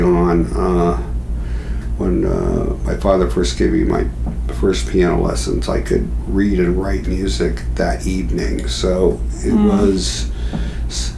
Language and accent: English; Montclair, New Jersey, United States; also born or lived in New York City; I was born in New York City. Then somewhere before I remember it, we moved to New Jersey, to Montclair.